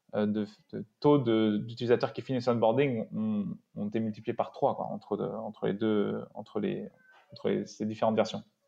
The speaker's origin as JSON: {"language": "French", "area": "Paris suburbs", "region": "Île-de-France", "country": "France", "also_born_or_lived": "Grenoble", "said": "Je viens de banlieue parisienne. Je suis né à Grenoble."}